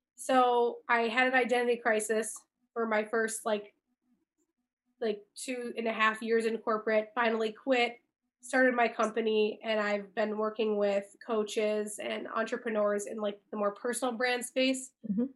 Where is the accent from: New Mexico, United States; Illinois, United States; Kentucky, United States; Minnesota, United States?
Illinois, United States; Chicago; moved away as an adult; also born or lived in California; grew up here, born and raised in Chicago